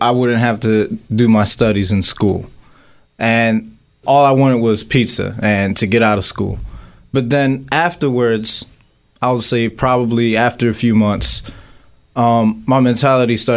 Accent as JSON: {"language": "English", "town": "Philadelphia", "region": "Pennsylvania", "country": "United States", "tie": "born or raised there", "said": "I grew up here in Philadelphia, went to school in Kensington International Business High School"}